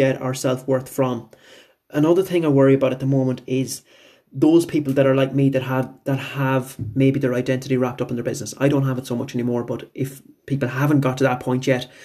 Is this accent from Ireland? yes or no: yes; Bunninadden, Connacht, Ireland; also born or lived in Tubbercurry; My hometown is Bunanadden, which is about 5-7 minutes away from Tobercurry. So I went to school in Tobercurry